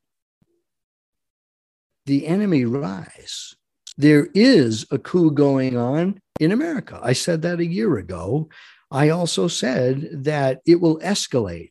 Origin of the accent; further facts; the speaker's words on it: United States; as an American